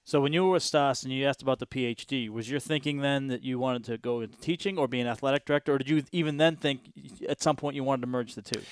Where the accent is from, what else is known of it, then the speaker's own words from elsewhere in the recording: Boston, Massachusetts, United States; moved away; I grew up in Boston